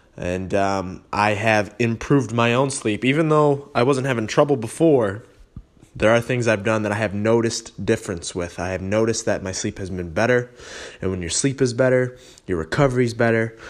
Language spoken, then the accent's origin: English; Holly, Michigan, United States; moved away as an adult; also born or lived in Rochester area; now in Rochester, United States; I'm from Holly. Uh, it's about forty-five minutes north, uh, of, of Ro-, the Rochester area where I am now.